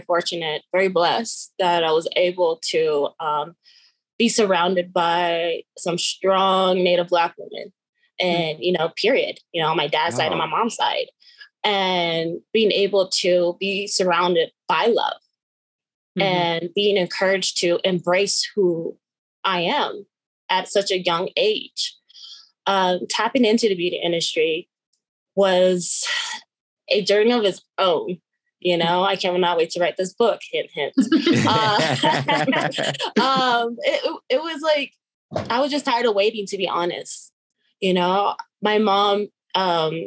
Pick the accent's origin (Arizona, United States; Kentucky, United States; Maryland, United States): Arizona, United States; Bashpito; I am from Bashpito, Arizona, located on the Great Diné Nation.